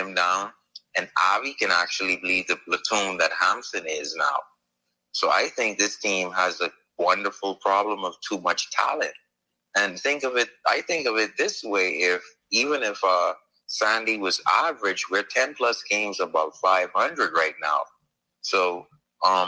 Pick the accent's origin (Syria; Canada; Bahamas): Bahamas; I'm a Bahamian, I'm from the Bahamas.